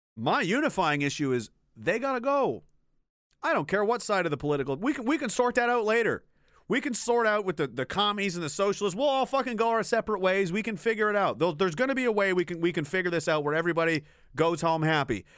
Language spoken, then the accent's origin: English; Pictou, Nova Scotia, Canada; moved away as an adult; also born or lived in Gagetown, New Brunswick / Petawawa, Ontario; I'm from Pictou, Nova Scotia originally.